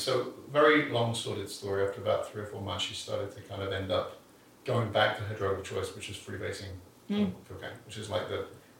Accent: England, United Kingdom; But people, I'm English, so it sounds intelligent.

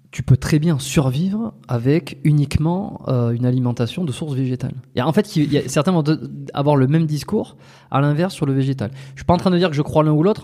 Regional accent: France; moved away as an adult; also born or lived in Montreal, Canada; on est des expatriés, tu vois, on est français, on est euh, ici. Moi, j'ai vécu 5 ans à Montréal, au Canada.

